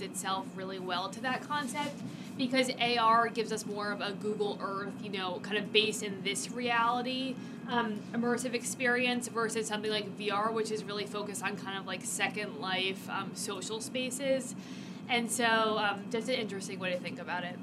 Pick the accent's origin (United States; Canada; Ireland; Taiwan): Canada; Canadian supermarkets, my home country